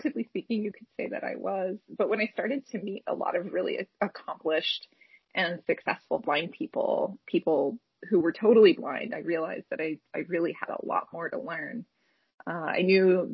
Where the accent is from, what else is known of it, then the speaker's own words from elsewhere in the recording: Orange County, California, United States; I grew up in Orange County for a number of years